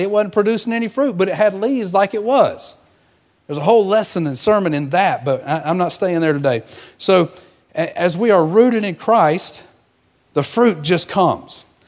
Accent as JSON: {"language": "English", "region": "Georgia", "country": "United States", "tie": "born or raised there", "moved": "yes", "said": "I'm from Georgia, so I, I was raised in a peach orchard."}